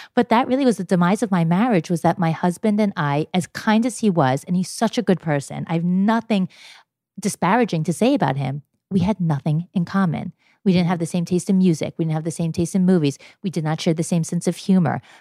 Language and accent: English; New York, United States; I am 47 years old and I'm from New York.